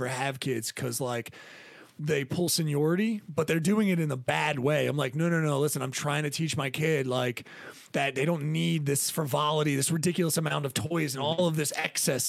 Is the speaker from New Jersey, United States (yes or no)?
yes; Hamilton, Vineland, New Jersey, United States; I'm just from like Hamilton, Vineland, like South Jersey